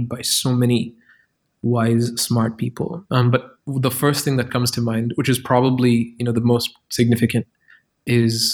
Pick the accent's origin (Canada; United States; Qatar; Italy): Qatar; now in Berlin, Germany; I grew up in Qatar where the chief industry was like petroleum